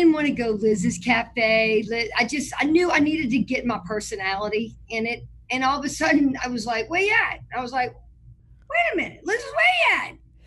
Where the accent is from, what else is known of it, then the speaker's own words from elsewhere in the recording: New Orleans, Louisiana, United States; I am from New Orleans, Louisiana. I grew up in Lake Vista